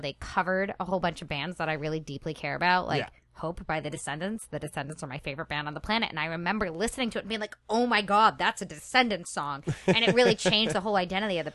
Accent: Westchester County, New York, United States; moved away

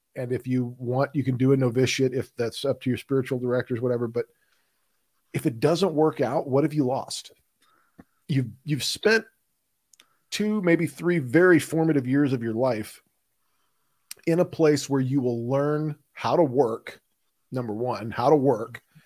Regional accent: Houston, Texas, United States; When you grow up in Houston, Texas, Houston doesn't have sidewalks and we don't have mass transit.

